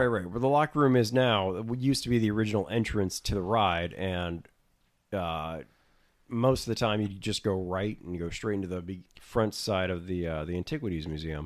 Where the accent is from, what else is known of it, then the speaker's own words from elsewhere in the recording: Florida, United States; growing up in Florida